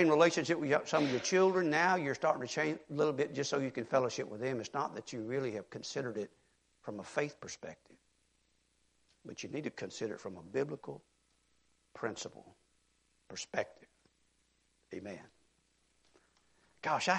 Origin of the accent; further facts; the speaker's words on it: Mississippi, United States; now in Texas, United States; I'm a Mississippi boy